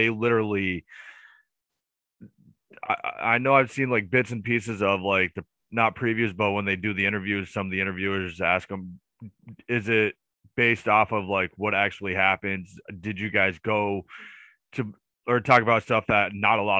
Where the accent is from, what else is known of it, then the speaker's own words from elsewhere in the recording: United States; as an American